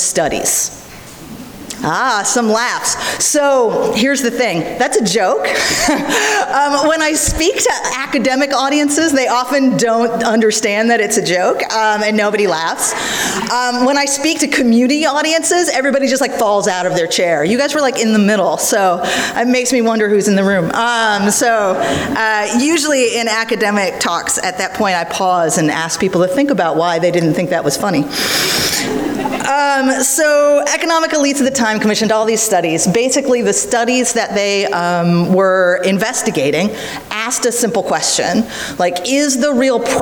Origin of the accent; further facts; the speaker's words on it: New York, United States; I'm from New York